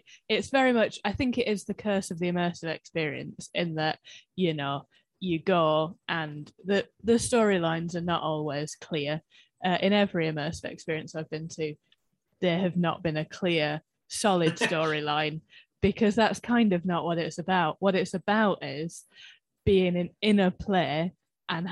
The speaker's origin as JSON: {"language": "English", "town": "Manchester", "region": "North West England", "country": "United Kingdom", "said": "South, Manchester."}